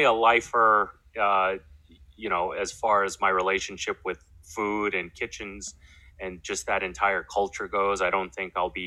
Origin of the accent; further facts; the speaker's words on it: New York City, New York, United States; also born or lived in Brooklyn, New York; I'm born and raised in New York, Queens, to be more specific. I'm a Queens boy, but also grew up a lot in Brooklyn